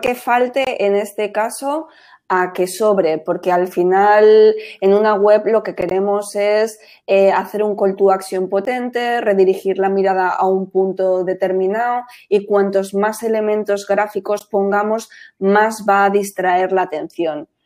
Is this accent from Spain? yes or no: yes; Madrid, Community of Madrid, Spain; moved away; also born or lived in Costa del Sol; claro que soy española, yo soy de Madrid, del barrio de Manoteras, de Hortaleza